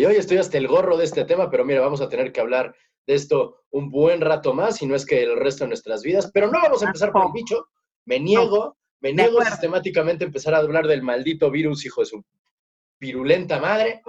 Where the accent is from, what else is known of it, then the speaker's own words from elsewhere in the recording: Morelos, Mexico; yo soy de Morelos